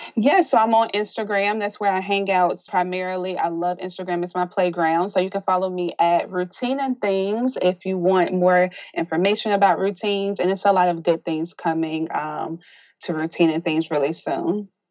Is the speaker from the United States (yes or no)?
yes; South Carolina, United States; moved away as an adult; now in Baltimore, United States; although I'm originally from South Carolina, I migrated to Baltimore due to my husband's family being here.